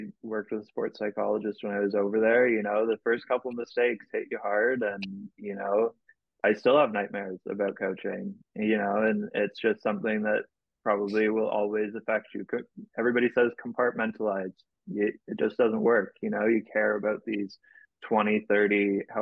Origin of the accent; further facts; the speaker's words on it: Canada; I'm a Canadian national